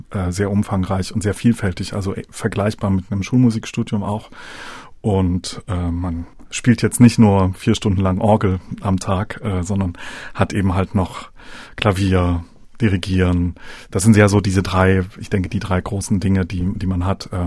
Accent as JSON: {"language": "German", "town": "Dresden", "region": "Saxony", "country": "Germany", "said": "Ich komme ja selber aus Dresden. Man hat als Dresdner dann später die Möglichkeit, wieder aus dem Alumnat herauszugehen."}